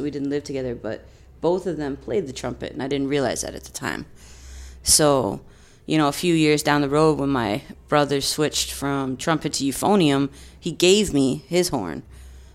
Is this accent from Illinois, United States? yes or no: yes; suburbs of Chicago, Illinois, United States; moved away as an adult; also born or lived in Long Island, New York / Boston; I was born in New York on Long Island. My mom's from Bay Ridge, Brooklyn, and my dad's from Yonkers. And we moved to the suburbs of Chicago when I was about 9 years old. And I grew up there and then left when I was 18